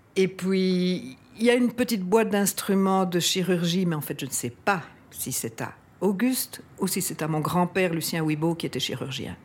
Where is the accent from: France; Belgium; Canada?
Belgium; Brussels, Brussels-Capital Region; J'ai 66 ans et j'ai toujours habité Bruxelles.